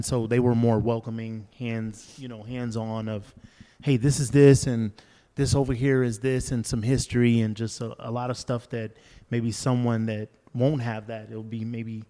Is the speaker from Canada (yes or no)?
no; Orlando, Florida, United States; moved away; also born or lived in California; I grew up in Orlando, Florida, like the middle of Florida, in an urban setting. And so to move from there to California, near Santa Barbara area, so about an hour 15 from Los Angeles, to a beach city, it was totally different.